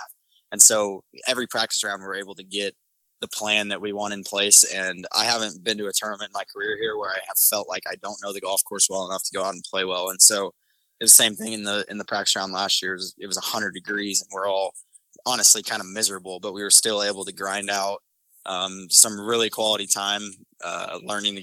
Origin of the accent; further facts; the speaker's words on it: Oklahoma City, Oklahoma, United States; I'm from Oklahoma City